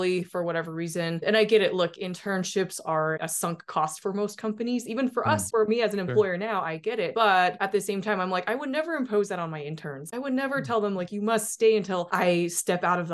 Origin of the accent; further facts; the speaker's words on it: Salt Lake City, Utah, United States; moved away as an adult; also born or lived in Boston; I grew up in Utah